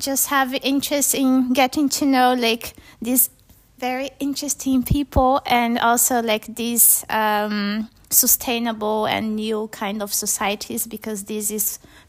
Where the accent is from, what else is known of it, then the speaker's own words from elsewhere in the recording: Brazil; moved away; also born or lived in Berlin; I'm from Brazil